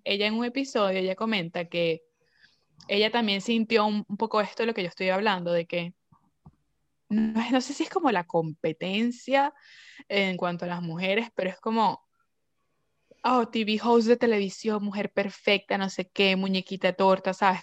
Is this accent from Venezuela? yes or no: yes; Venezuela; moved away; nosotros venimos de Venezuela